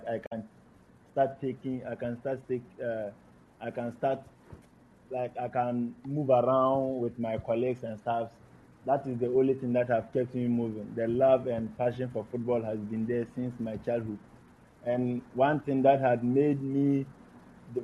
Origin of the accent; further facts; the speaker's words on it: Savannah Region, Ghana; I grew up in Savannah region, and I had most of my educational system